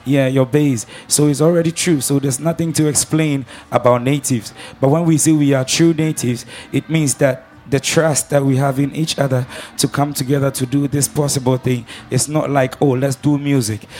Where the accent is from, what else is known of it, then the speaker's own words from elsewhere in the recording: Ghana; I'm um, from Ghana